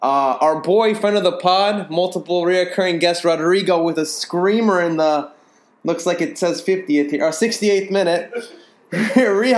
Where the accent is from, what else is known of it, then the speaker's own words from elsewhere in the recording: Chicago, Illinois, United States; we're actually from Chicago.